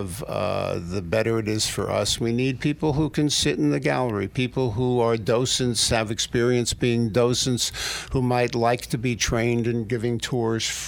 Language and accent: English; New York City, New York, United States; I grew up on the Hudson in the Upper West Side, on the banks of the Hudson there